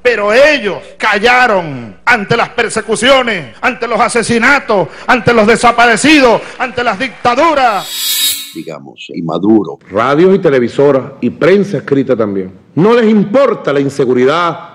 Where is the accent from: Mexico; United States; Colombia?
United States; aquí en mi país